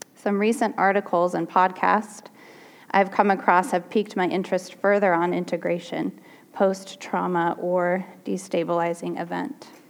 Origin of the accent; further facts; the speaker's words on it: Portland, United States; I grew up in Portland